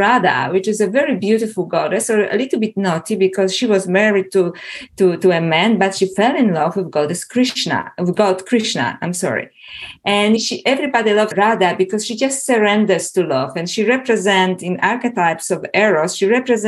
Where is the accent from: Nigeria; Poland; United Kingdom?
Poland; English is a second language; moved away; also born or lived in Toronto, Canada / Melbourne, Australia; as you can probably feel from my accent, I was originally born in Poland and I was brought up as a Catholic